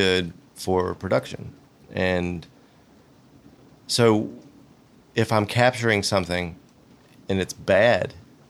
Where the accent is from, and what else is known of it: Roanoke, Virginia, United States; born or raised there; moved away as an adult; also born or lived in Atlanta